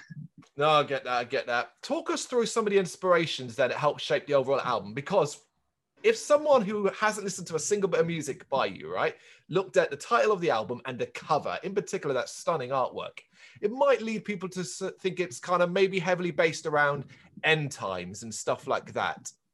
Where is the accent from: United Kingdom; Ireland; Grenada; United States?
Ireland; I'm Irish